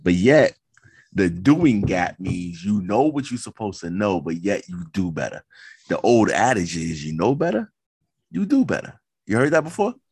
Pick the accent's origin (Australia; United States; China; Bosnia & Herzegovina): United States; New York City, New York; I come from Queens